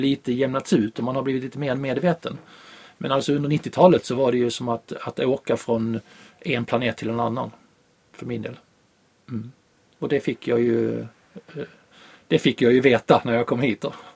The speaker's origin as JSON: {"language": "Swedish", "country": "Sweden", "said": "jag råkade vara hemma i Sverige"}